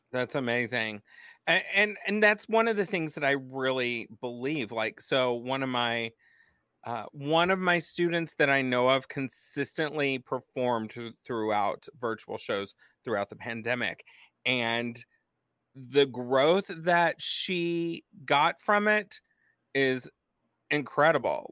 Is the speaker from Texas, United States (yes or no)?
yes; Texas, United States; my home state of Texas